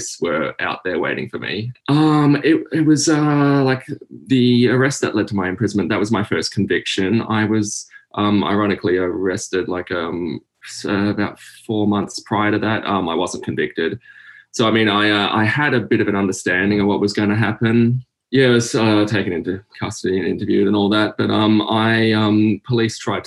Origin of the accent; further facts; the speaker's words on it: Sydney, New South Wales, Australia; moved away as an adult; now in Newcastle, Australia; I'm from Sydney, Australia. I currently live in Newcastle